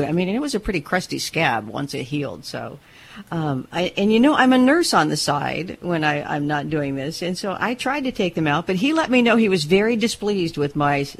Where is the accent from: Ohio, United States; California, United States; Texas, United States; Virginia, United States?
California, United States; You can tell I'm from California, can't you?